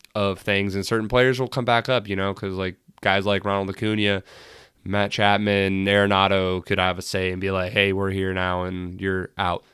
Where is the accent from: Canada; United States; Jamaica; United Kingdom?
United Kingdom; England; I'm English